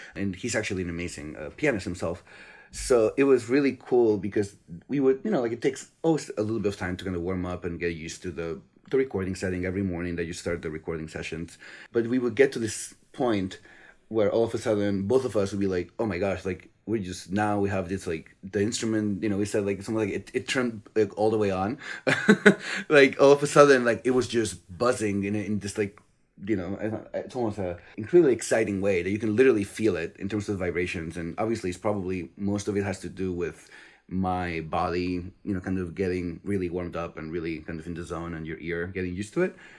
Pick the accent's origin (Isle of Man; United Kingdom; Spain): Spain; now in United States; I'm originally from Spain, but I've been living in the U S for quite a while now.